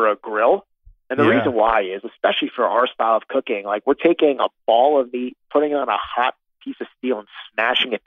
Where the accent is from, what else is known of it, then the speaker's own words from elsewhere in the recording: Connecticut, United States; now in New York, United States; I was a little budding food geek growing up in Connecticut, very close to New York City